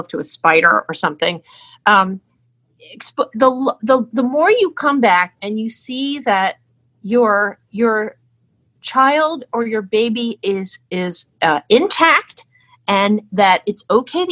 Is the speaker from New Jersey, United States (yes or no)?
yes; New Jersey, United States; I'm from New Jersey